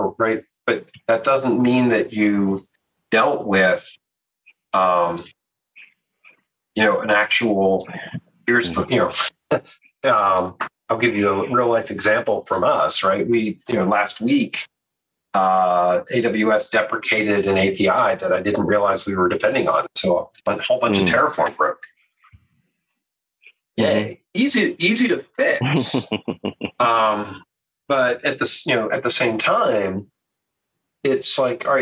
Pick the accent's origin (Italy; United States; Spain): United States; Baltimore, Maryland; moved away; also born or lived in New Orleans; I grew up in Baltimore